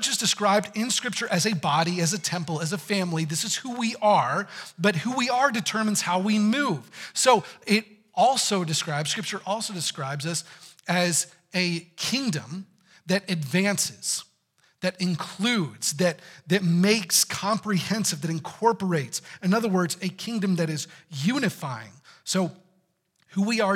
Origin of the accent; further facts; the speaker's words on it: Texas, United States; I'm from Texas